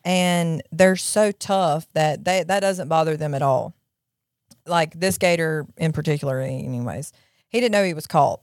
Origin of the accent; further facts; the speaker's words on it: Jackson, Mississippi, United States; also born or lived in Florence, Mississippi; I grew up in Jackson, Mississippi.